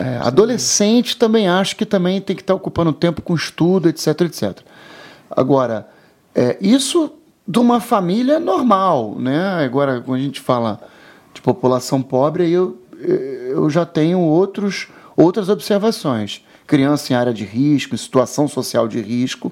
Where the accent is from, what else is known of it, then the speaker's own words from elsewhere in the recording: São Gonçalo, Rio de Janeiro, Brazil; also born or lived in Copacabana, Rio de Janeiro; eu nasci em Copacabana, minha mãe até morava em Copacabana, mas em outro local. E aí o que acontece? Eu nasci, depois de um aninho, a minha mãe se mudou para São Gonçalo. E eu morei seis anos em São Gonçalo. Eu tenho algumas lembranças da minha infância lá em São Gonçalo.